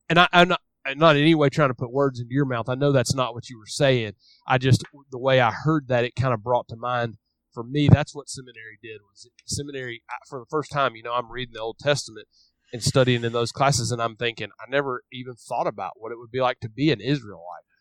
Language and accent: English; Memphis, Tennessee, United States; I grew up in Memphis, Tennessee